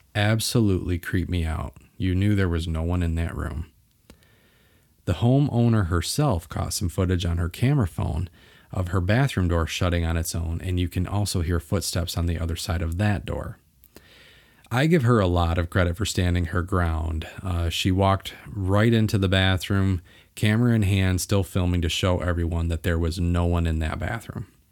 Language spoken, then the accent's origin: English; Bay City, Michigan, United States; where I was born and raised in Bay City, Michigan